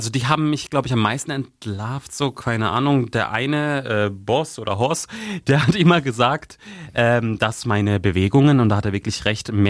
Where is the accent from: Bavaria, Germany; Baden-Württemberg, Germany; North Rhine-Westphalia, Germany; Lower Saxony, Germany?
Baden-Württemberg, Germany; dem Landkreis Karlsruhe, sogar da haben sich Leute gemeldet, mit denen ich wirklich, ich habe gar keinen Kontakt zu denen.